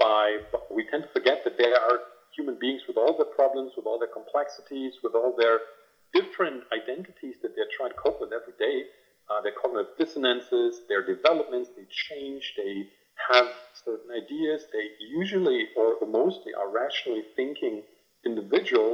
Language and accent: English; Brandenburg, Germany; So I grew up in Brandenburg, which is an eastern German state.